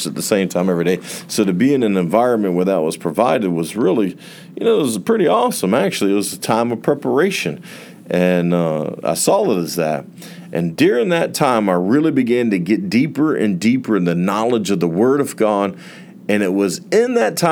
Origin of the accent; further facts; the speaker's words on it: near Port Orange, Florida, United States; Port Orange, a city near my hometown